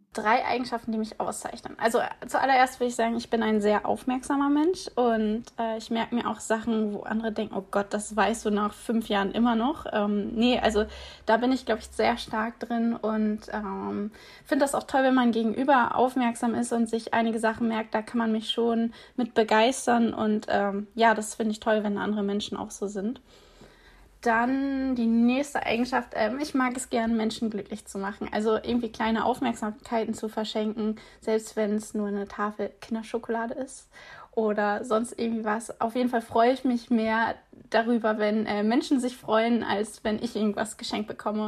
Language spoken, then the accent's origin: German; East Frisia, Lower Saxony, Germany; moved away as an adult; now in Hamburg, Germany; bin ich auch norddeutsche, gebürtige Ostfriesin, also komme direkt von der Nordsee